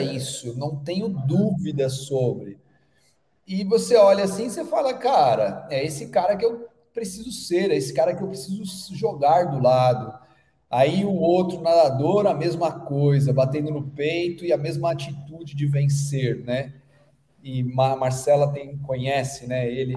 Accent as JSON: {"language": "Portuguese", "country": "Brazil", "also_born_or_lived": "Australia", "said": "que sou brasileiro"}